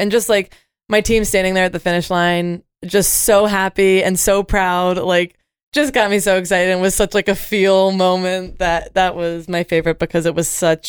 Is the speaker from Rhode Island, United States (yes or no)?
yes; Rhode Island, United States; I grew up in the ocean, like I'm from Rhode Island.